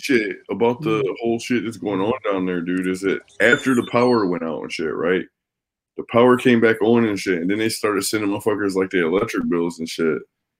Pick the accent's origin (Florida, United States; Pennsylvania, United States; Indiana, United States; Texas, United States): Florida, United States; moved away; also born or lived in Chicago, Illinois; When I lived in Florida, I'm from Florida and shit.